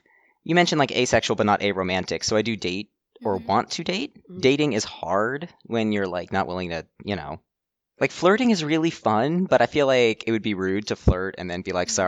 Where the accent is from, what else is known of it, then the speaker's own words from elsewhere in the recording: Oak Ridge, Tennessee, United States; I'm from Tennessee originally. It's like the third largest, it's next door to the third largest city in the state, and it's just, there's nothing there.